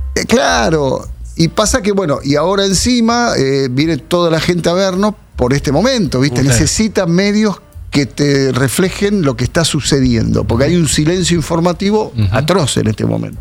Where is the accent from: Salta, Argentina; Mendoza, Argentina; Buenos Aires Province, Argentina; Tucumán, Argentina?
Buenos Aires Province, Argentina; Munro; nací en Munro, me crié en Munro mi infancia más fuerte